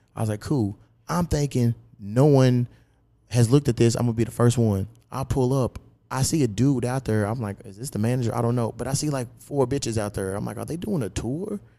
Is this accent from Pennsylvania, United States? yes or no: no; Louisville, Kentucky, United States; my hometown, Louisville, Kentucky